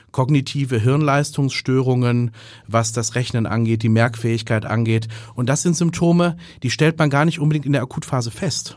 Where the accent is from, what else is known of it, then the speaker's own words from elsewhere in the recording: North Rhine-Westphalia, Germany; moved away as an adult; also born or lived in Heidelberg / Erlangen / Oxford; now in Hamburg, Germany; bin ich aus Westfalen